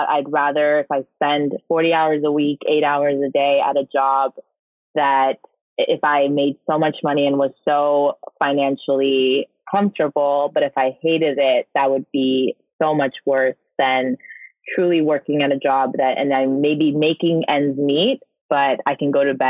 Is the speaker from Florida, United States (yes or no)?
no; Orange County, California, United States; now in East Coast, United States; the community that I grew up with in Orange County